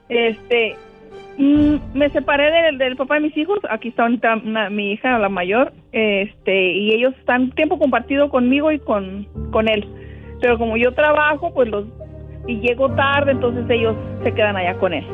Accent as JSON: {"language": "Spanish", "region": "Sinaloa", "country": "Mexico", "said": "yo soy de, de Sinaloa, en México"}